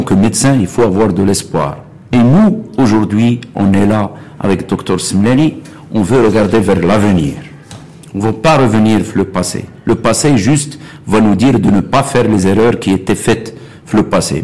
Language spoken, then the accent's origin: French; Beni Mellal, Béni Mellal-Khénifra, Morocco; moved away; je suis originaire de Bnimlel